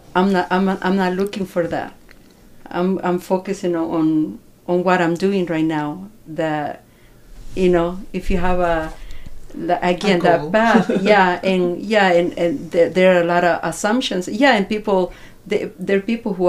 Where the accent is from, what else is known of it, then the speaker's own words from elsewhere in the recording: El Salvador; now in United States; I'm from El Salvador